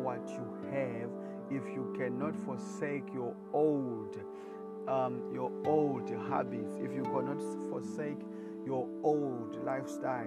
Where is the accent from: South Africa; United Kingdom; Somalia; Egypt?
South Africa; I am Latter-day Preacher. I come from South Africa